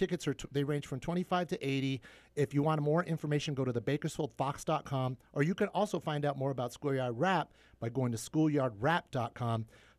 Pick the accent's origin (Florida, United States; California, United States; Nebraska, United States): California, United States; You know, growing up in the Kern County school system, I didn't, you know, you're right.